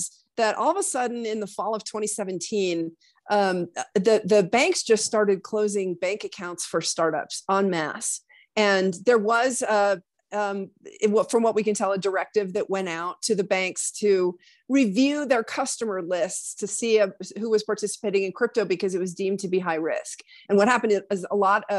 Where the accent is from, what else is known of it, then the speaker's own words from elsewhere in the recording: Laramie, Wyoming, United States; moved away; also born or lived in New York City area; I'm from Laramie